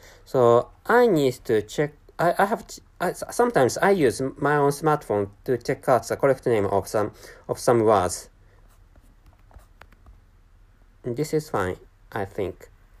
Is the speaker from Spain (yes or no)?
no; Japan; first language Japanese; English is a second language; By the way, my mother tongue is Japanese, and Japanese is my dominant language.